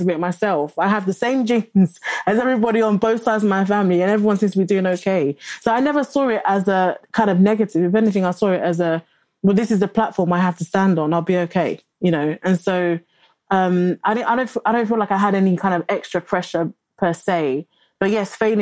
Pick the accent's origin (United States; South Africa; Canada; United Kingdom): United Kingdom; London; also born or lived in Lagos, Nigeria; I grew up in Bexley Borough.